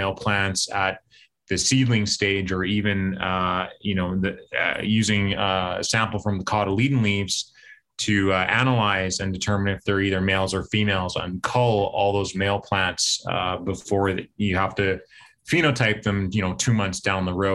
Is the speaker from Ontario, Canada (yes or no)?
no; Winnipeg, Manitoba, Canada; BioCision Pharma in Winnipeg here, my hometown